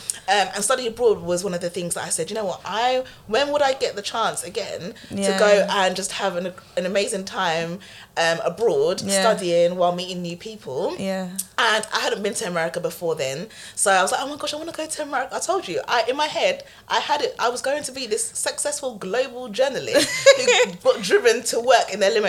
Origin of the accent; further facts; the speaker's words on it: Ghana; But it's funny because here I'm just like, well, I'm from Ghana.